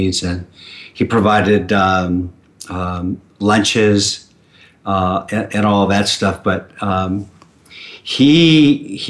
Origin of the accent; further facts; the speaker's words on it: Southern California, United States; moved away as an adult; also born or lived in San Gabriel Valley; I grew up in Southern California. And I was there for the first 40 years of my life.